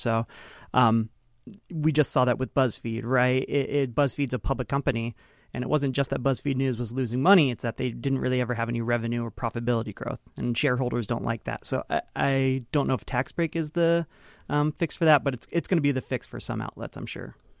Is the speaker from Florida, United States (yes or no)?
no; Kingston, Washington, United States; I grew up, uh, near Kingston